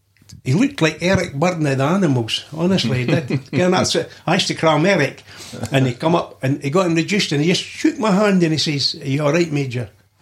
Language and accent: English; Lumphinnans, Scotland, United Kingdom; also born or lived in Dunfermline; I was born in Dunfermline, actually. Well, that's still Fife. But I know, but I actually come from a wee village, Lumphinnings.